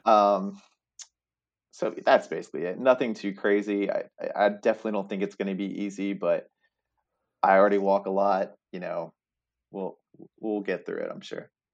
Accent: Staunton, Virginia, United States; also born or lived in Blacksburg, Virginia; now in Richmond, United States; was born and raised in Stanton, Virginia

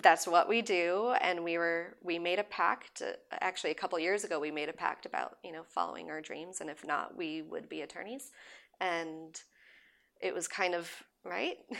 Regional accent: Southern California, United States; also born or lived in London; now in Los Angeles, United States; growing up in Southern California

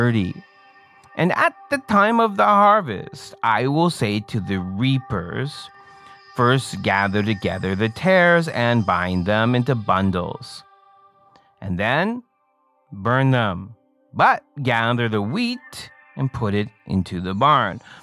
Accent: Canada; I'm Canadian

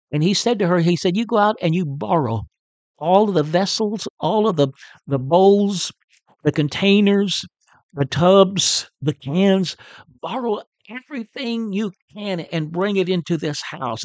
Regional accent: Chicota, Texas, United States; moved away as an adult; also born or lived in California / Oklahoma / New Brunswick, Canada; I'm a Texan, in case you don't know and uh, I'm a native of, of north northeast Texas. Uh, grew up in Chicota, Texas, uh, which is not too far from Paris.

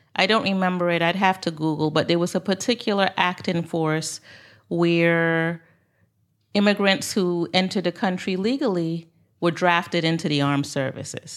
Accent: New York City, New York, United States; moved away as an adult; also born or lived in Saint Croix, U.S. Virgin Islands; now in Royal Palm Beach, United States; I'm originally from Brooklyn, New York

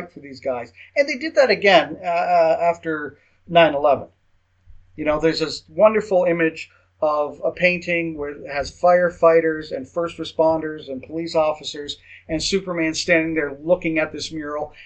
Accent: Canada; accent: Canadian English; first language English; I don't speak another language other than Canadian English

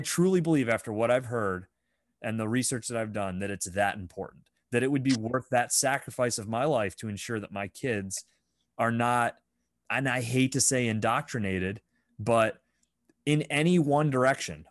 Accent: Fifth Ward, Pennsylvania, United States; I grew up in the Fifth Ward, right? So I grew up up on High Street

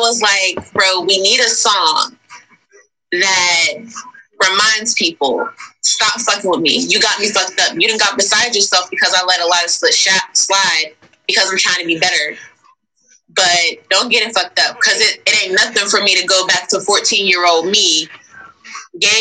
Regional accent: Nashville, Tennessee, United States; I was put down on the West Side in the Nations.

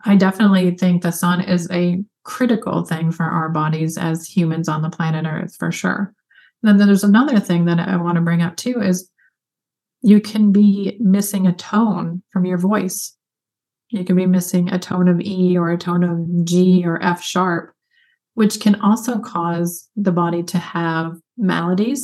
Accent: Michigan, United States; I grew up in Michigan

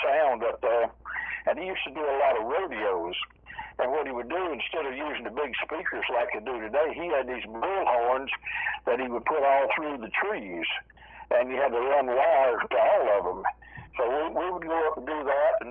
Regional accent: United States; I grew up on the Virginia-North Carolina border

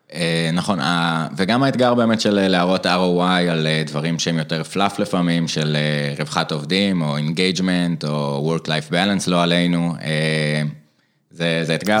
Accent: Jerusalem, Jerusalem District, Israel; also born or lived in Eilat; אני ירושלמי במקור, במקור מקור מאילת

